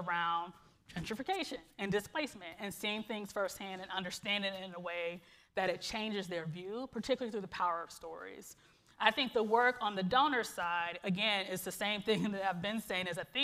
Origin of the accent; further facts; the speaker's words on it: Cleveland, Ohio, United States; moved away as an adult; now in Seattle, United States; my own kind of growing up in Glenville and in this community